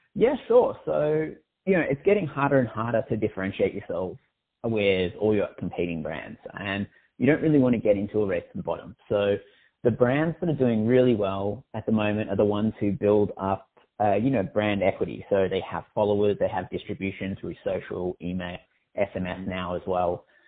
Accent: Australia; I'm Australian

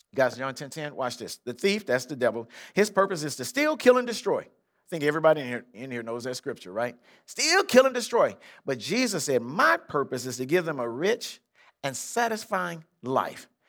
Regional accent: Compton, California, United States; born or raised there

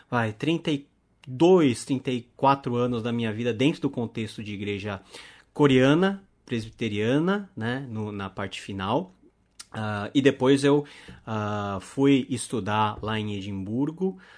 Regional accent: Brazil; Sou descendente de coreanos sou segunda geração de coreanos aqui no Brasil, ou seja, sou brasileiro nato, embora olho puxado.

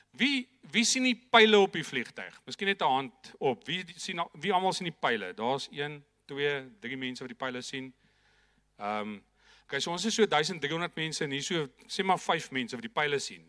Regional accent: Viljoenskroon, Free State, South Africa; ek het in 'n baie klein dorpie groot geword, Vilienskroon, daar in die Noord-Vrystaat. So Janeman, ek is ongelukkig nog steeds 'n stoere Vrystaater

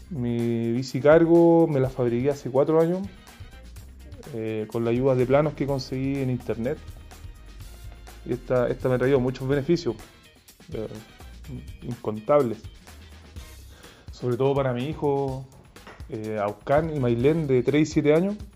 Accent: Chepica, O'Higgins, Chile; ciclista, soldador artesano y esta es la historia de mi primera bici. Yo soy de Chepica, eh, un pueblo de la sexta región.

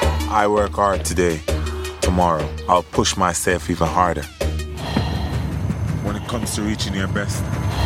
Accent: Trelawny, Jamaica; I'm from Trelawney. I'm from the rural area of Jamaica.

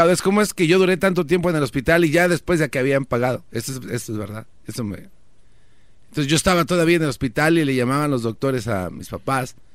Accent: Villa de las Flores, State of Mexico, Mexico; born there; que cuando yo nací en Villa de las Flores, Choco, cerca de Coacalco, allá en el Estado de México

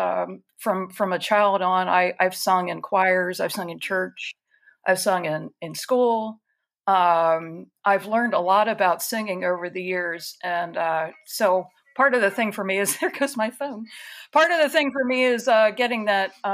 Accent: Baltimore, Maryland, United States; my parents are, we're from the Baltimore area

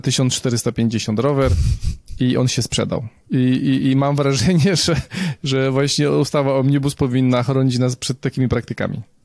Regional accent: Nowy Sącz, Lesser Poland, Poland; moved away; Jestem oryginalnie z Nowego Sącza

